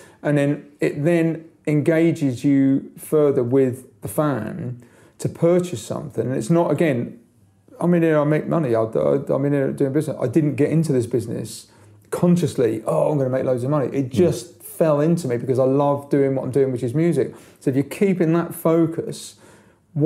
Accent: London, United Kingdom; I grew up in London

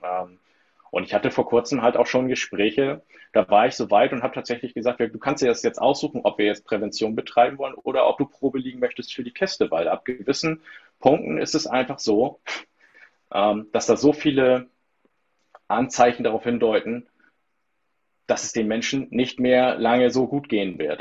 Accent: between the North Sea and Baltic Sea, near the Danish border, Schleswig-Holstein, Germany; ich wohne zwischen den Meeren, zwischen Nord- und Ostsee, im schönsten äh, Bundesland äh, Deutschlands

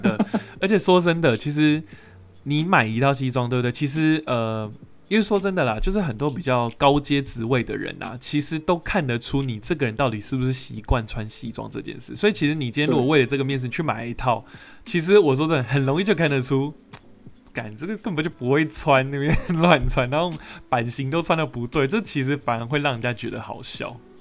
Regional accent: Taiwan; 因为我自己身为台湾人，我也会有这个坏习惯

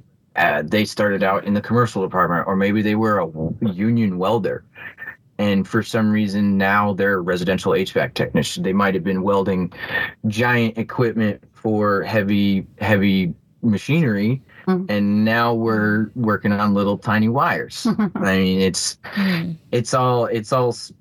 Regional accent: Bloomington, United States; here in my hometown

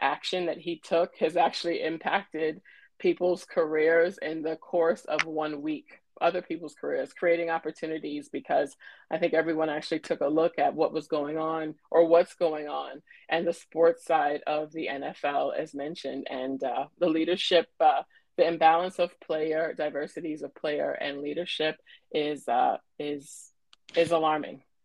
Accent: New York City, New York, United States; born and raised in Brooklyn, New York

